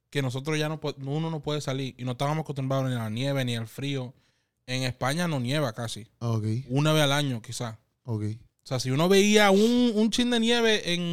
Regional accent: Dominican Republic; accent: Dominican; Porque yo, yo llegaba con mi acento dominicano.

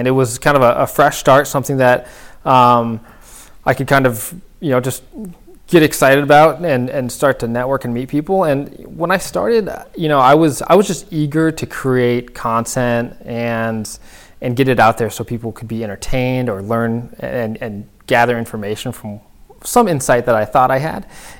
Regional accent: Northern California, United States; moved away as an adult; now in Buffalo, United States; Yeah, absolutely. So I grew up in Northern California.

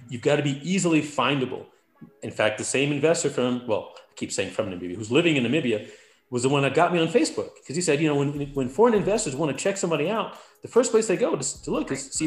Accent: New York, United States; also born or lived in Atlanta, Georgia; now in Clovis, United States; I'm from New York. So from New York to Atlanta to Clovis, really.

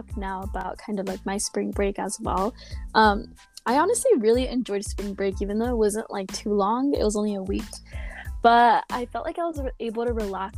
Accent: Santa Barbara, California, United States; I'm from Santa Barbara, which is a totally, like, beach town

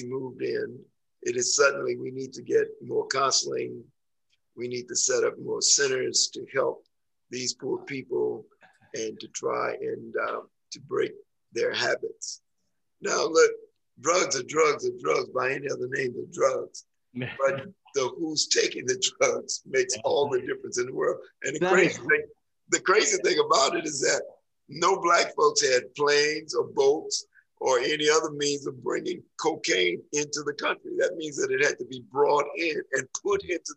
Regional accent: the South, United States; I'm from the South

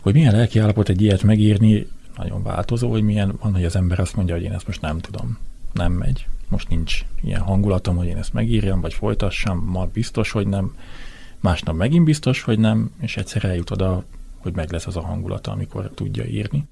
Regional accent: southern Baranya, Hungary; én nagyon kicsi faluban nőttem föl, Délbaranyában

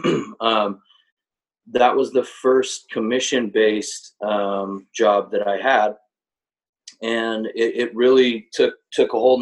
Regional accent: Utah Valley, United States; I grew up in Utah, like many of us, from Utah Valley originally

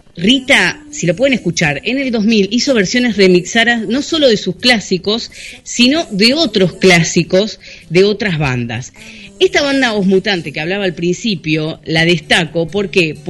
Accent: Argentina; yo hablo español, porque soy argentino

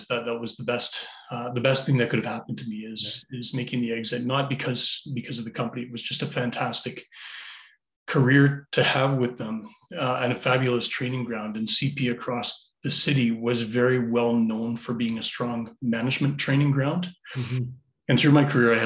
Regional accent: Calgary, Alberta, Canada; also born or lived in Ottawa; I was raised in Calgary. Family moved us across from Ottawa back in the early 80s when I was quite young

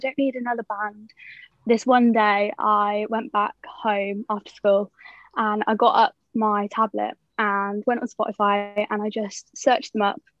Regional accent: Oxford, South East England, United Kingdom; I'm 21 and I'm from Oxford.

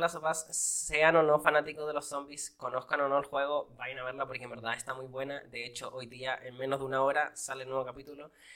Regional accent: Valparaíso, Chile; moved away as an adult; now in United States; yo no soy de Los Ángeles, yo soy de Valparaiso City

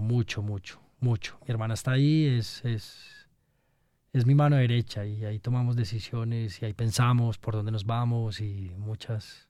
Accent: Armenia, Quindío, Colombia; moved away as an adult; also born or lived in Germany; yo nací en Armenia

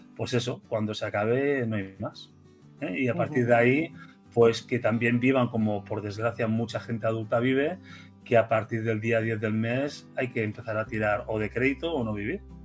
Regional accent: Spain

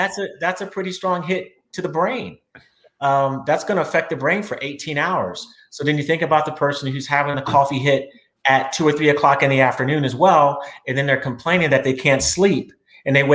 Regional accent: Austin, Texas, United States; I'm from Austin, Texas

